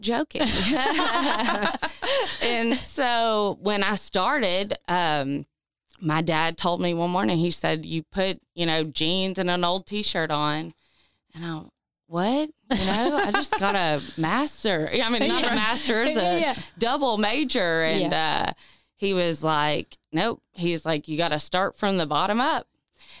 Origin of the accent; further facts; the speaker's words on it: Bowling Green, Kentucky, United States; I was born and raised in Bowling Green, Kentucky, so not far from Owensboro